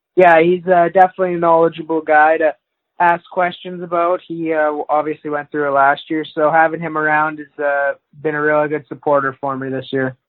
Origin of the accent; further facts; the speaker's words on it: Wainwright, Alberta, Canada; I grew up in a small town, uh, Wainwright, Alberta